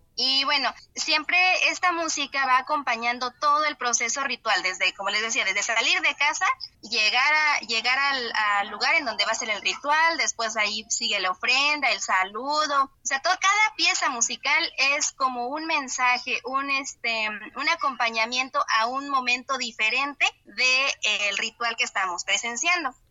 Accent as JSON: {"language": "Spanish", "area": "Tamaletom", "region": "San Luis Potosí", "country": "Mexico", "tie": "born or raised there", "said": "aquí en Tamaletón, de donde soy originaria"}